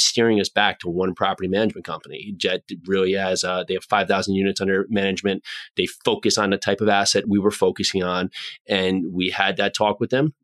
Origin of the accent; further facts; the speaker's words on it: New Jersey, United States; friends I grew up with here in New Jersey